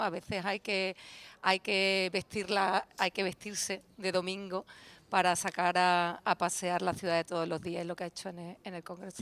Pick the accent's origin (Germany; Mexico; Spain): Spain; Huelva, Andalusia; he nacido en Huelva